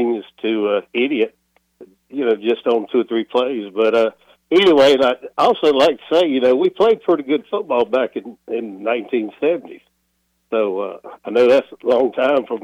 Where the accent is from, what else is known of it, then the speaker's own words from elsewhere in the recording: Georgia, United States; now in Wilmington, United States; I'm in Wilmington now, but I'm from Georgia.